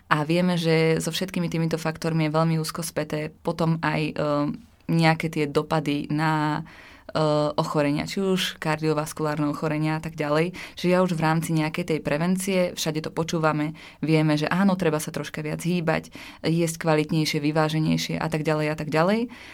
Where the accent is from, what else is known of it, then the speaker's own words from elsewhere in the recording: Slovakia; som zo Slovenska a mhm. vyrastala som e, v takej malej dedinke.